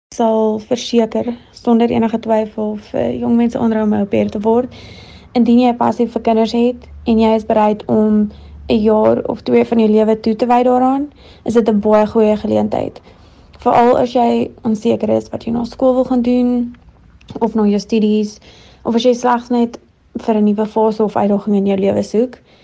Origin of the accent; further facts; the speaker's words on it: Free State, South Africa; moved away as an adult; also born or lived in United States; Ek is 26 en oorspronklik van die Vrystaat af.